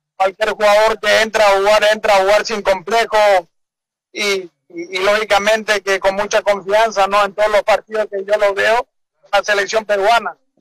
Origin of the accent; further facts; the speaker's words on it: Paraguay; soy paraguayo